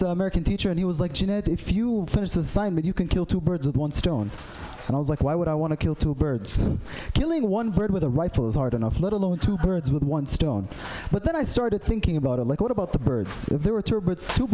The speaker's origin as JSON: {"language": "English", "country": "Saudi Arabia", "said": "I'm from Saudi Arabia"}